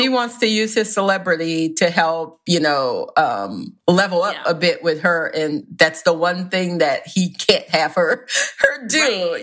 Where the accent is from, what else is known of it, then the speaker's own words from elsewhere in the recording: the South, United States; I am from the South, where it is a religion